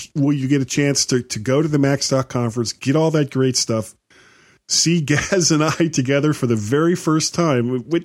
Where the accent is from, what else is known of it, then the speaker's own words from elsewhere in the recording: Florida, United States; moved away; I am originally from Florida